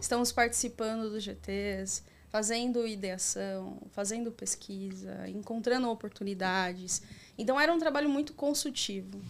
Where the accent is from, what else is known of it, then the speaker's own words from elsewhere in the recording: Itapevi, São Paulo, Brazil; also born or lived in Carapicuíba; eu sou nascida aqui em Carapicuíba, na região metropolitana de São Paulo, cresci em Itapevi